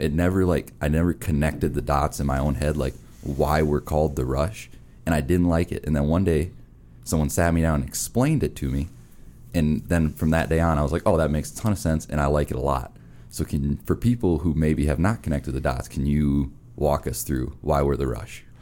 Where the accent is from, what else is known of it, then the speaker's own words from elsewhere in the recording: Minnesota, United States; I'm from Minnesota